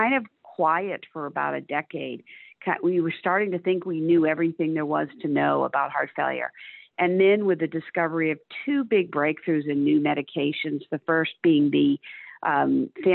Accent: Cape Cod, Massachusetts, United States; moved away as an adult; now in Dallas, United States; I grew up on Cape Cod, Massachusetts

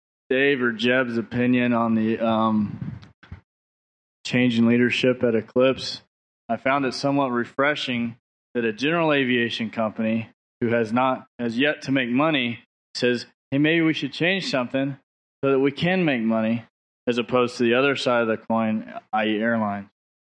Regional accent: Cincinnati, Ohio, United States; from Cincinnati

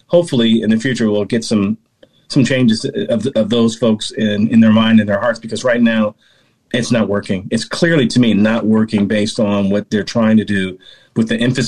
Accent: California, United States; I'm born and raised in California

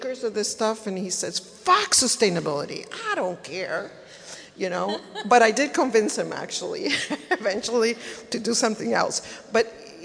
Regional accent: El Salvador; moved away as an adult; also born or lived in East Coast, United States; now in Los Angeles, United States; I am from El Salvador.

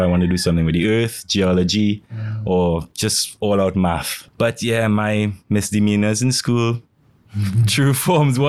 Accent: St. Augustine, Trinidad & Tobago; born or raised there; also born or lived in Woodbrook, Port of Spain, Trinidad and Tobago

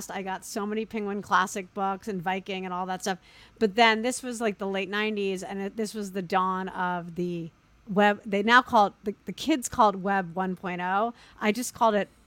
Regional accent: New York, United States; I'm a New Yorker.

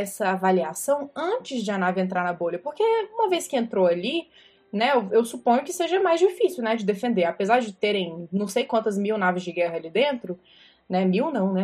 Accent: Brasília, Federal District, Brazil; Eu sou de Brasília

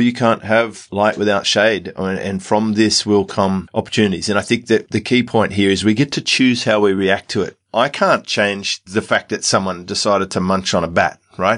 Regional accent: Australia; because we're Australian, we get this Medicare card

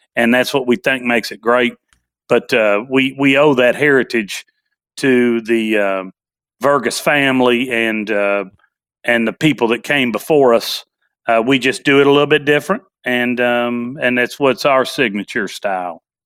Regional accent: Nashville, Tennessee, United States; born and raised in Nashville, Tennessee

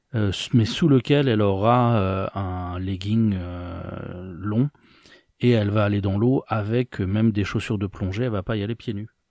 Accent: France; moved away; dans ma jeunesse en France

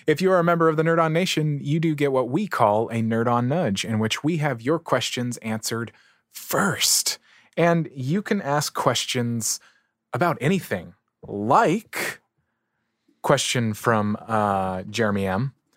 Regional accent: San Diego, California, United States; I grew up in San Diego

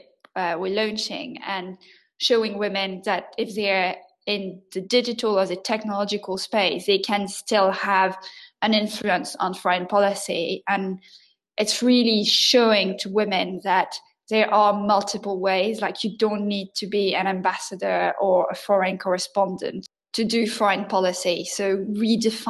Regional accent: France; first language French; English is a second language

